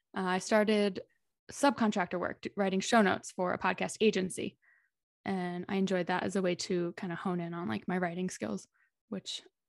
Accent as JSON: {"language": "English", "town": "Dallas", "region": "Texas", "country": "United States", "also_born_or_lived": "Philadelphia / Los Angeles", "moved": "as an adult", "lives_now": "Madrid, Spain", "said": "I'm originally from Dallas, Texas, but I've lived in a few places since then. I lived in Philadelphia and LA for about 8 years between the two, working as a nurse. And then I quit and moved to Spain to teach English."}